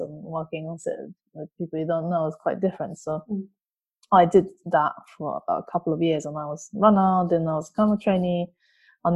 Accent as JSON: {"language": "English", "country": "Japan", "second_language": "English", "moved": "as an adult", "lives_now": "London, United Kingdom", "said": "I'm originally from Japan. I moved here about 14 years ago. I moved to London about 14 years ago."}